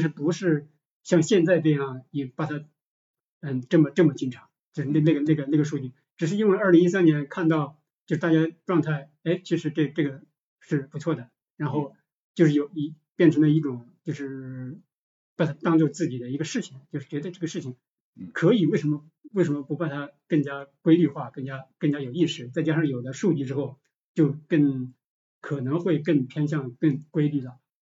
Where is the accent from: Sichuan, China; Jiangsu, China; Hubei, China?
Hubei, China; Shiyan; moved away as an adult; now in Guangzhou, China; 我老家石硖子嘛